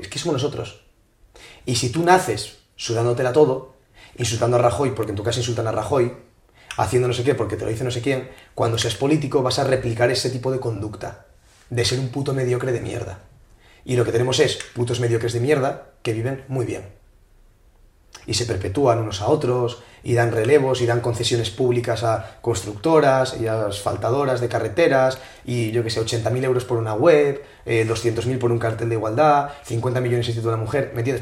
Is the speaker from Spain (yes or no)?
yes; Asturias, Spain; now in Madrid, Spain; Yo soy de Asturias, tío. Vengo a Madrid